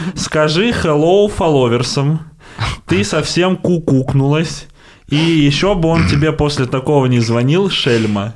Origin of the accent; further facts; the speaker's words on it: Volgograd, Volgograd Oblast, Russia; я из Волгограда, это рядом с Воронежем, там у нас челноки постоянно есть